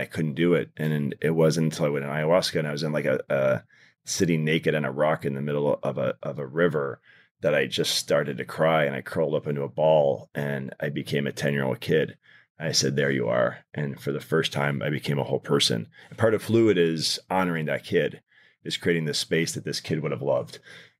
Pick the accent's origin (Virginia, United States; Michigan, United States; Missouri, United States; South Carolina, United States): Michigan, United States; Detroit; So I grew up in Detroit.